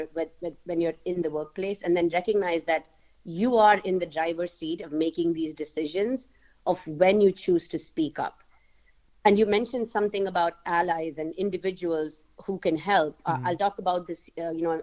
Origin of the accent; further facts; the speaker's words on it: India; moved away as an adult; also born or lived in United States; now in Germany; I actually am born and raised in India, and I moved to Germany from the US because of my work